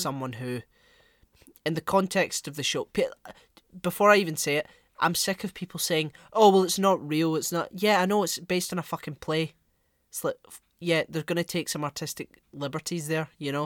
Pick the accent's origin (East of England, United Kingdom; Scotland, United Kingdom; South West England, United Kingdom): Scotland, United Kingdom; Glasgow; I'm some dickhead from Glasgow